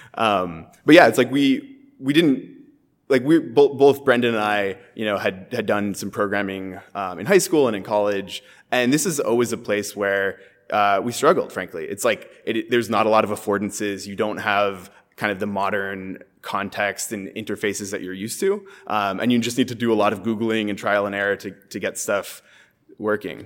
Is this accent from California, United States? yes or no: yes; San Francisco, California, United States; I'm from San Francisco originally.